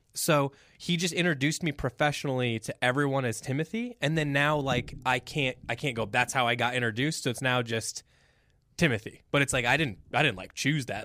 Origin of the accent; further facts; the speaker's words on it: Midwest, United States; now in Boulder, United States; we're from like the Midwest, you know, and like 90s Midwest